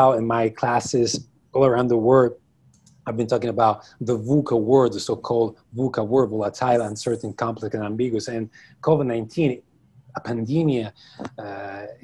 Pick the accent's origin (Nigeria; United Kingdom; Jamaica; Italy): Italy; Rome, Lazio; I'm from Italy. I'm from Rome. I'm currently from Rome. Yeah, this is where I was born. This is where I live the majority of my life